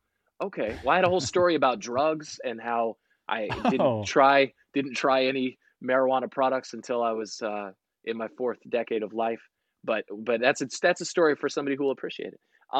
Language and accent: English; San Diego, California, United States; born there; And I was born in San Diego. And as we move around military wise, you could always see the Raiders